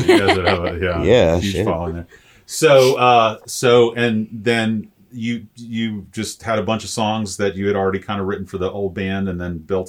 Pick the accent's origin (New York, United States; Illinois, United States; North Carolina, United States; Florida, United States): Florida, United States; St. Petersburg; also born or lived in Orlando, Florida; so I grew up in St. Pete, went to college at UCF